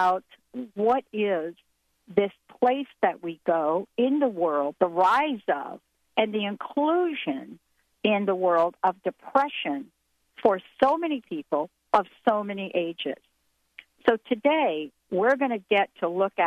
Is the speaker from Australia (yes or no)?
no; New York, United States; I was born in New York